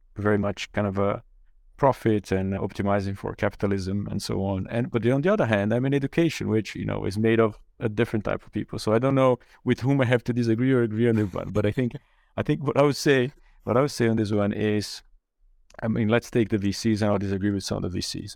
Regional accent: Brazil; English is a second language; moved away as an adult; also born or lived in Germany; I grew up in Brazil and went to university there.

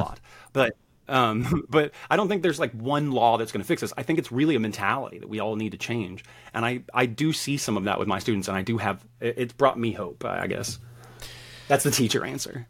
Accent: the South, United States; I grew up in the South.

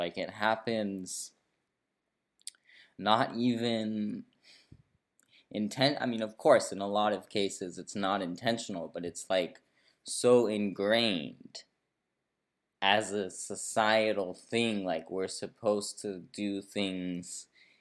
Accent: Brazil; also born or lived in San Francisco, United States; I was born in Brazil, but then I did live in San Francisco, from like a few months old till 9 years old

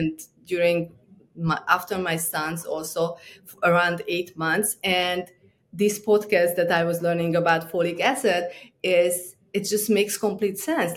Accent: Transylvania, Romania; moved away as an adult; also born or lived in New York; I grew up in Transylvania, Romania

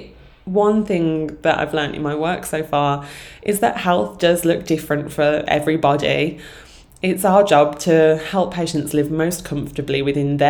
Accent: Sutton Coldfield, West Midlands, United Kingdom; also born or lived in London; I moved right back to my hometown of Sutton Coalfield.

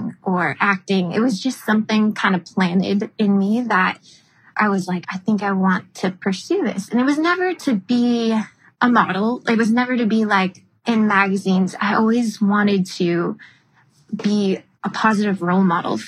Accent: Frankfort, Illinois, United States; also born or lived in Greece / Paris; now in Manhattan Beach, United States; I grew up in Frankfort, Illinois, which is about 45 minutes south of Chicago.

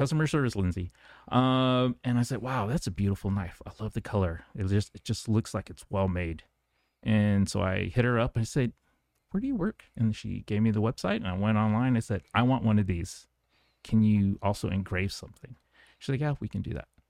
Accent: Guam; moved away; I grew up on Guam

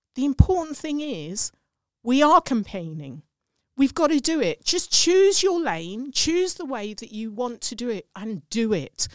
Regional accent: England, United Kingdom; accent: English; my English accent

